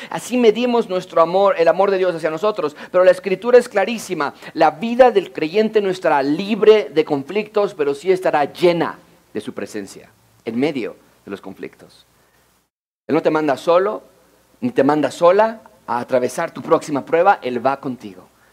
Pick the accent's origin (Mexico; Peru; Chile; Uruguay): Mexico; Mexico City; Yo nací en la Ciudad de México, Rebeca, mi esposa, nació en Connecticut, los Estados Unidos. Yo estudié toda mi vida en escuelas públicas en la Ciudad de México